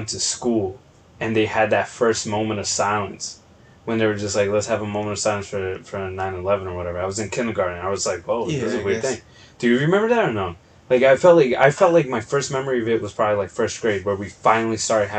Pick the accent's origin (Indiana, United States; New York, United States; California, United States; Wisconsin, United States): New York, United States; So for the people that don't know, we grew up in New York, like, yeah. And not just like buttfuck nowhere, New York, Oswego, like